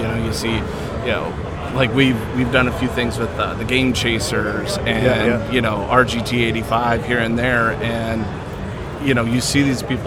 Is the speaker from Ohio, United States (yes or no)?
yes; Toledo, Ohio, United States; I'm from Toledo, Ohio